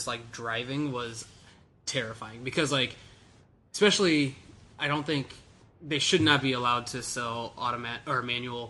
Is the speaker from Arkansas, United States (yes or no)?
no; Land O'Lakes, Florida, United States; I grew up in Land O'Lakes, north of here.